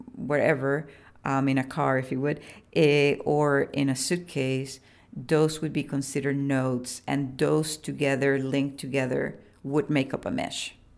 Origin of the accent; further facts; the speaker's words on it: Puerto Rico; I was born in Boriquén, which is, um, the pre-colonial name for the island most people know as Puerto Rico.